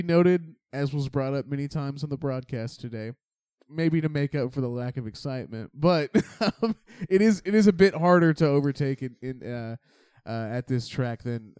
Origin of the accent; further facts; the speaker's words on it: Finland; and I'm from Finland. We don't do heat.